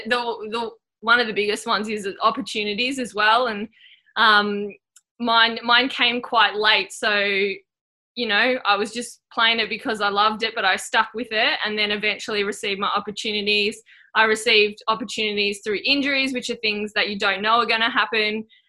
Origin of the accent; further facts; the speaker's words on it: Anglesey, Wales, United Kingdom; I grew up in Anglesey, little town there, so wasn't aware that, you know, the top level of netball that you could play.